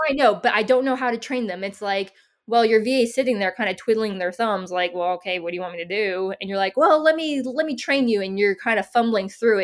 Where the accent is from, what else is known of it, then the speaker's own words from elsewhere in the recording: San Diego, California, United States; moved away as an adult; also born or lived in upstate New York / Denver, Colorado; now in Tennessee, United States; I grew up in San Diego and I went to school up in upstate New York